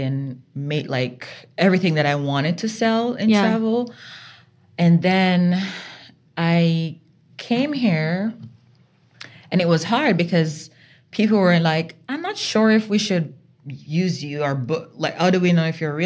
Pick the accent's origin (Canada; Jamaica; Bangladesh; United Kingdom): Jamaica; moved away as an adult; now in Vermont, United States; growing up in Jamaica, you know, it's small country girl.